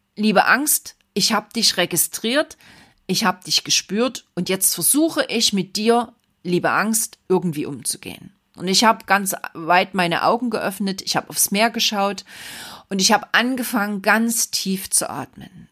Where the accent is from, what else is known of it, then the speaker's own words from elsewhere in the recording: Saxony, Germany; bei uns in Sachsen